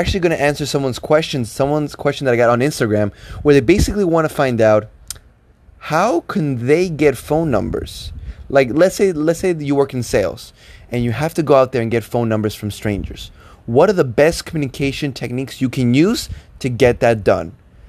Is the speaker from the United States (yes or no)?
no; Toronto, Ontario, Canada; you know, I'm from Toronto.